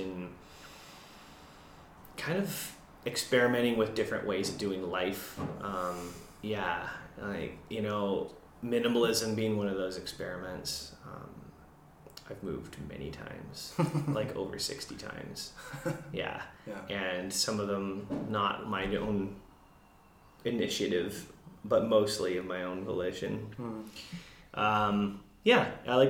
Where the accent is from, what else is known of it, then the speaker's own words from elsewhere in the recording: Windsor, Ontario, Canada; now in British Columbia, Canada; I'm from Ontario, Windsor.